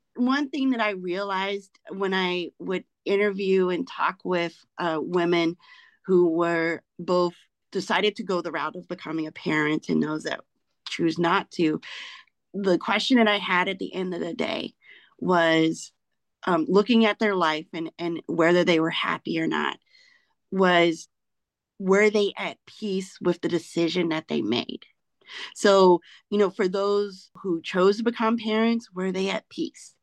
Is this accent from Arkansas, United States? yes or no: yes; Arkansas, United States; moved away as an adult; now in Maryland, United States; I'm an Arkansan, born and raised